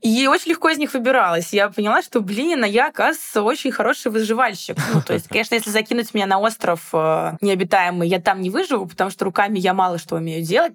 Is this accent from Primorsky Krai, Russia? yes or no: no; Moscow, Russia; никогда я из Москвы не уезжала прям надолго